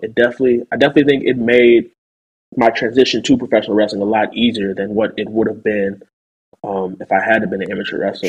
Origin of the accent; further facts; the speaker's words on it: St. Louis, Missouri, United States; my hometown, St. Louis